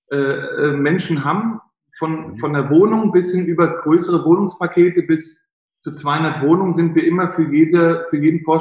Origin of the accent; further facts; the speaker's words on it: Frankfurt, Hesse, Germany; hätten sie in Frankfurt, ich bin Frankfurter, für 100.000 Euro, äh, 100.000 Marken Wohnen kaufen können.